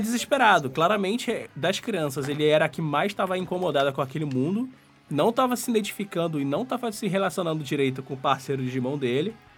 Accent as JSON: {"language": "Portuguese", "country": "Brazil", "tie": "born or raised there", "said": "eu cresci no Brasil."}